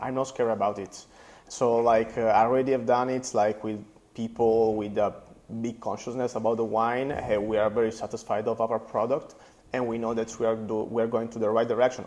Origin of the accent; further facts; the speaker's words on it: Apulia, Italy; English is a second language; close by my, my hometown